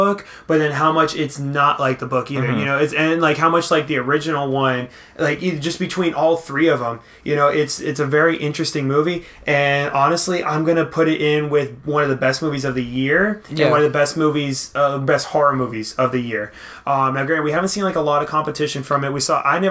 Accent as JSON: {"language": "English", "region": "the South", "country": "United States", "said": "We're both from the we're from the South"}